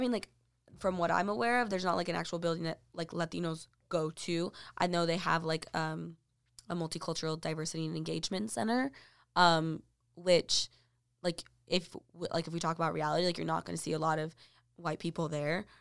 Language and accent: English; Texas, United States; I was from Texas